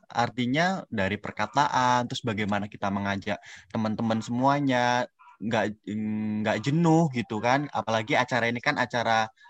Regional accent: Lampung, Indonesia; saya berasal dari provinsi Lampung tepatnya di Kabupaten Lampung Tengah

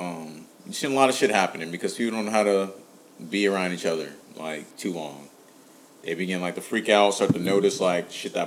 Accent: Cincinnati, Ohio, United States; we're from Cincinnati.

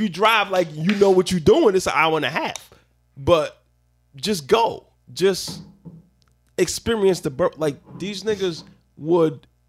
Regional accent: New York City, New York, United States; accent: Brooklyn; moved away; once they heard my accent, they knew I was from Brooklyn

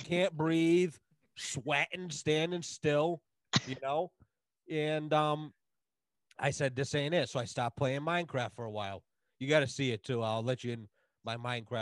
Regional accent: United States; I'm an American

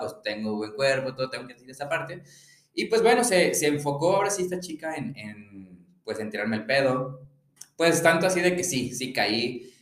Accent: León, Guanajuato, Mexico; soy de León, Guanajuato

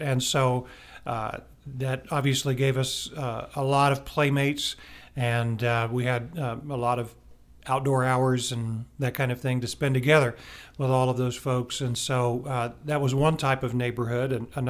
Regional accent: Houston, Texas, United States; also born or lived in Montgomery, Alabama / Philippines / Virginia / Maine; We call Houston home, but I was born in Montgomery, Alabama. We moved around quite a bit. We lived in the Philippines and in Virginia and in Maine when I was growing up. And then in my junior year of high school, we moved to Houston.

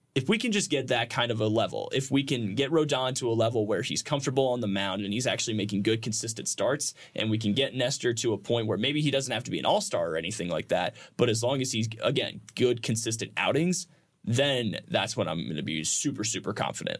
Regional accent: Indiana, United States; everybody that I knew growing up in Indiana was a Reds fan

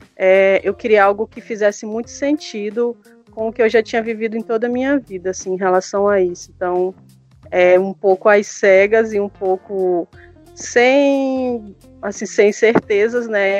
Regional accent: Boca do Acre, Amazonas, Brazil; sou amazonense

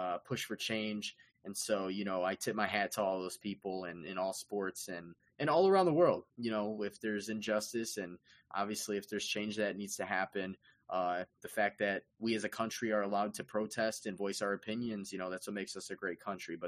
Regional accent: Chicago, Illinois, United States; we are from Chicago.

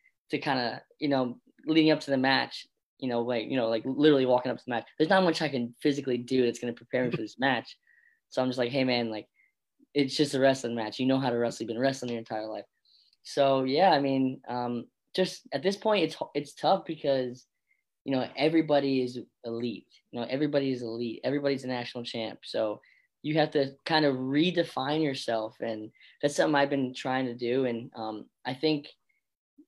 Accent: Bethlehem, Pennsylvania, United States; also born or lived in Florida; I'm from the Lehigh Valley, from, you know, Bethlehem right here.

